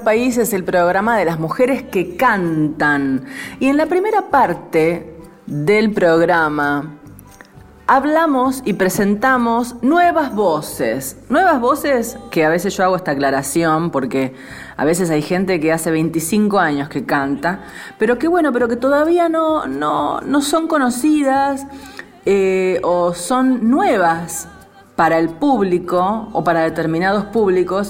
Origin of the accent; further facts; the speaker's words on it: San Nicolás de los Arroyos, Buenos Aires Province, Argentina; nombrando mi pueblo? Que no le gusta que le digamos pueblo, es, es ciudad. San Nicolás es ciudad